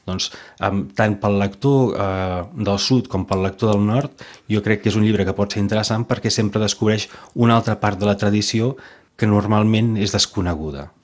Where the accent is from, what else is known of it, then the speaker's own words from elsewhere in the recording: Vinyó, Catalonia, Spain; moved away as an adult; also born or lived in Sant Fruitós de Bages; now in Perpignan, France; sóc fill de, de Vinyó, que és un poblet petit a 25 quilòmetres de, de Manresa i 30 de Vic